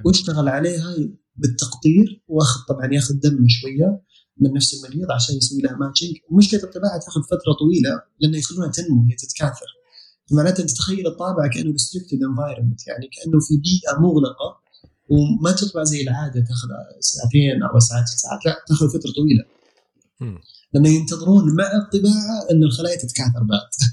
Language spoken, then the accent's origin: Arabic; Saudi Arabia; عندنا في السعوديه